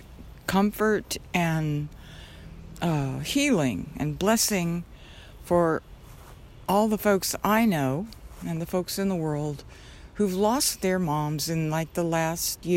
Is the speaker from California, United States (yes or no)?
no; Albuquerque, New Mexico, United States; I was born in Albuquerque in the old St. Joseph's Hospital